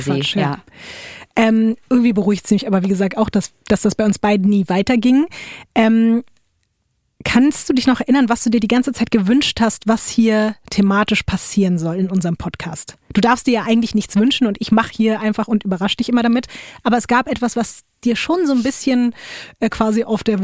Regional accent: Duisburg, North Rhine-Westphalia, Germany; Ich komme aus Duisburg.

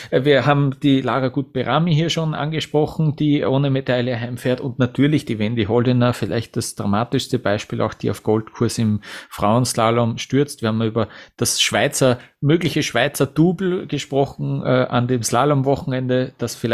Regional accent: Vienna, Austria; Für mich als Wiener, als Außenstehenden wirkt so

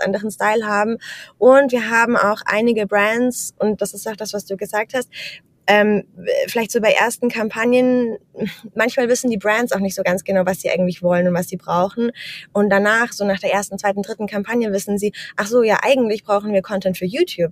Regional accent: Germany; moved away as an adult; also born or lived in Amsterdam, Netherlands; now in Vienna, Austria; Also ich komme aus Deutschland, arbeite mittlerweile remote für ein finnisches Tech-Startup und wohne jetzt mittlerweile in Wien

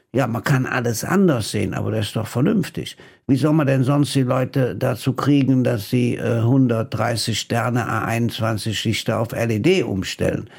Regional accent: Rhineland, Germany; als Rheinländer

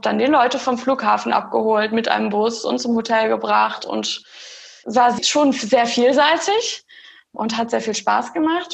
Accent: Germany; moved away as an adult; also born or lived in Eindhoven, Netherlands; now in Netherlands; habe bis zu meinem, zu dieser Ausbildung in Deutschland gelebt, also bis zu meinem 18., 19. Lebensjahr

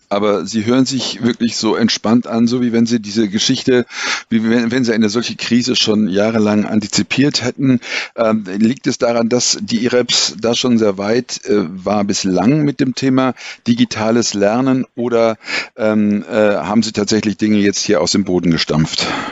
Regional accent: Germany; als Deutsche

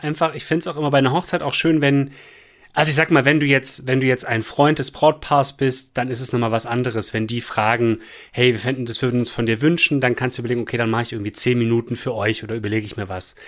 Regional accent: Esslingen am Neckar, Baden-Württemberg, Germany; now in Remseck, Germany; Eigentlich aus Esslingen am Neckar

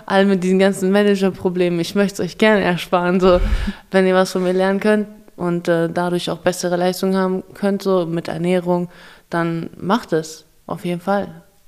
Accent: Kazakhstan; moved away; ich bin in Kasachstan geboren

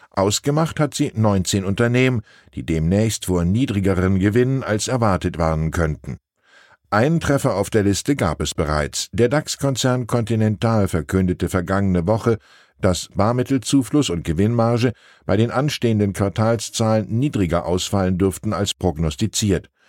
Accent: Hamburg, Germany; Außerdem habe ich als Hamburger überhaupt keine Ahnung, wovon ich hier schreibe.

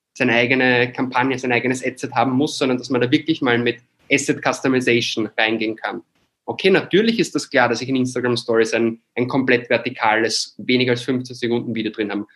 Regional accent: Austria; moved away as an adult; now in Barcelona, Spain; Ich bin halt ein Österreicher, der im deutschsprachigen Bereich aufgewachsen ist

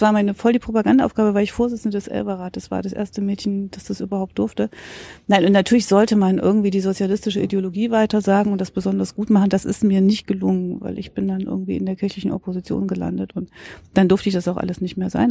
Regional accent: Thuringia, Germany; bin Thüringerin

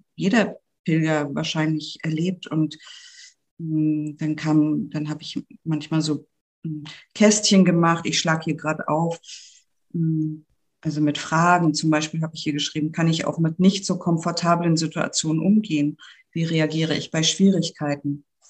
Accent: Grimmen, Mecklenburg-Vorpommern, Germany; moved away as an adult; now in Hamburg, Germany; ich bin aus Grimmen, das ist in Mecklenburg-Vorpommern und eine Tagesetappe hinter Greifswald und liegt mhm. genau äh, auf der Via Baltica. Und ich bin dort aufgewachsen, bis zum Abitur habe ich da gewohnt

